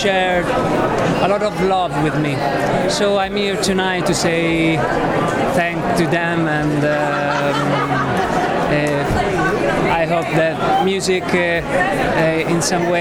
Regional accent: Italy; I'm from Italy

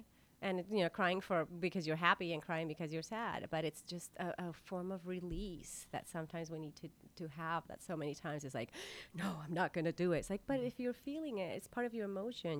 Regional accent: La Paz, Baja California Sur, Mexico; now in New York City, United States; I mean, I came from La Paz, Mexico, and it's like, here I am.

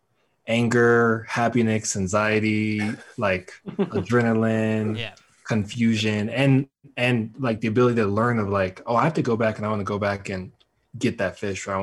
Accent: Denver, Colorado, United States; I grew up fishing here in Denver with my grandfather

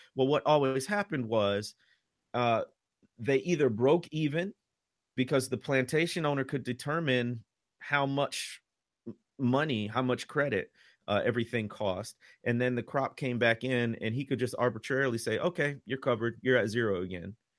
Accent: Chicago, Illinois, United States; moved away as an adult; now in Mississippi, United States; I'm from the Chicago area

